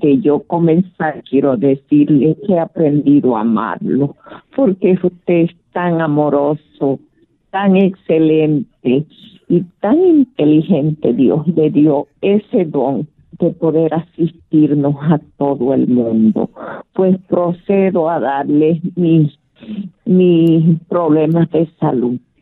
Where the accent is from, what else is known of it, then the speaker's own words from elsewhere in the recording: Bolivia; moved away; Yo soy de Bolivia